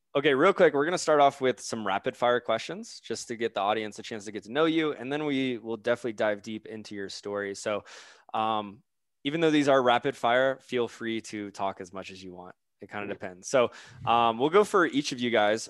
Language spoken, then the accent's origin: English; Florida, United States; moved away as an adult; also born or lived in Charleston, South Carolina / Denver; I'm actually from Florida